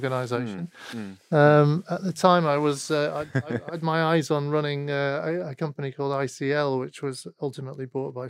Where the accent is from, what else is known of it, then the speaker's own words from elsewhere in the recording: Manchester, North West England, United Kingdom; So I was born in Manchester.